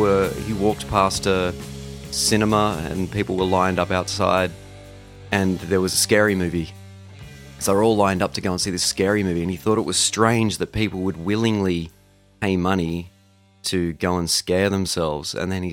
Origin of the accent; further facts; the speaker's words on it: Canada; My own entry point to … is very much the standard for most 90s kids. Growing up in Canada, they were in heavy rotation on Much Music